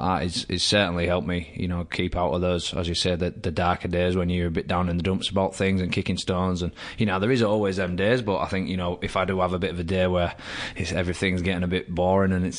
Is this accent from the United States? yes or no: no; England, United Kingdom; moved away as an adult; now in Canberra, Australia; I'm still English